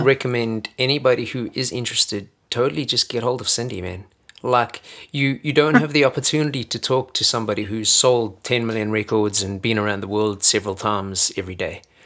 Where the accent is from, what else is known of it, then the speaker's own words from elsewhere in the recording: South Africa; moved away; I've lived longer out of South Africa than I've ever lived in South Africa.